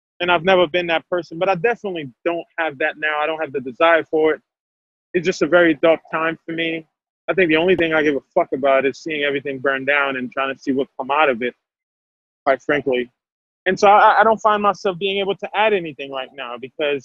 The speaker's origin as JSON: {"language": "English", "country": "Haiti", "second_language": "English", "moved": "yes", "lives_now": "United States", "said": "I'm from Haiti, I'm from a Black country"}